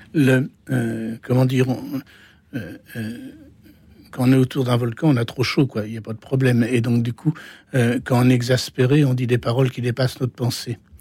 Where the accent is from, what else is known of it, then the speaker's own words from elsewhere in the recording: Normandy, France; Je suis normand, je suis normand donc.